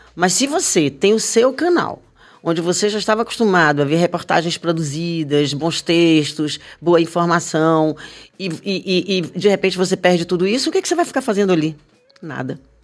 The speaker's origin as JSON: {"language": "Portuguese", "region": "Bahia", "country": "Brazil", "said": "eu sinto falta da minha Bahia na televisão"}